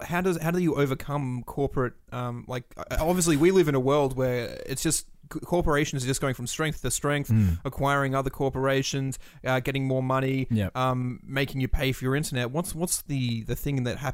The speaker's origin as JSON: {"language": "English", "country": "Australia", "tie": "born or raised there", "said": "growing up in Australia"}